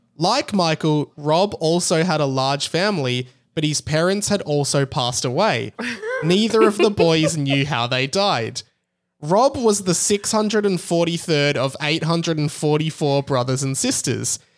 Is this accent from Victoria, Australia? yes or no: yes; Melbourne, Victoria, Australia; I'm from Melbourne in Australia